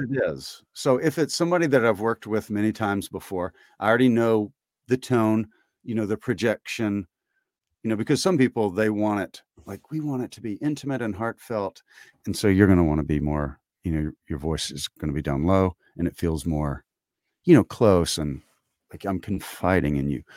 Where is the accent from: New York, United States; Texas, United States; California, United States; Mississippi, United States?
Mississippi, United States; Tibbee; I grew up in Tibby